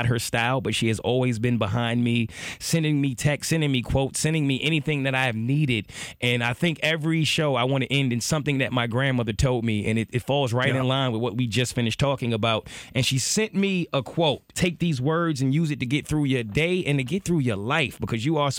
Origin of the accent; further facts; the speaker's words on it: New York, United States; now in Atlanta, United States; But if overall in Atlanta, being a New Yorker, I would say my favorite thing is the energy.